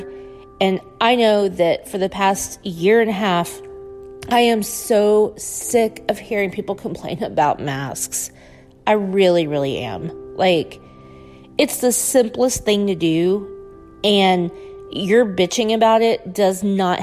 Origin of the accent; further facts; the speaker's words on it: United States; being an American